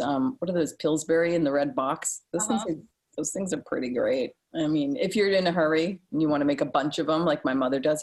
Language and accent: English; Rumford, Maine, United States; I grew up in Rumford in Mexico